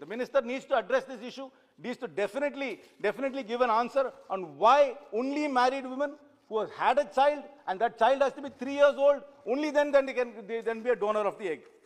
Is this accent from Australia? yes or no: no; Sivaganga, Tamil Nadu, India; I come from Shivaganga